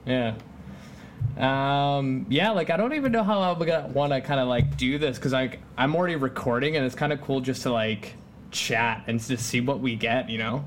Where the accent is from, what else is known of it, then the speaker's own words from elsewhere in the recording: Langley, British Columbia, Canada; also born or lived in Poland; kind of like in the suburbs, so I'm like 40 minutes away from downtown Vancouver